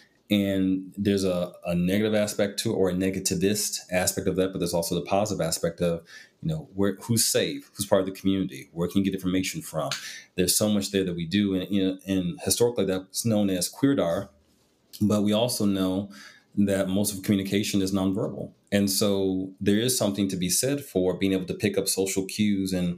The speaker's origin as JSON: {"language": "English", "region": "Midwest", "country": "United States", "tie": "born or raised there", "said": "I grew up in the Midwest"}